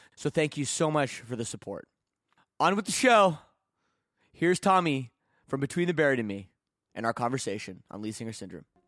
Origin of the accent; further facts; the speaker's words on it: Burlington, Ontario, Canada; my hometown of, uh, Burlington, Ontario.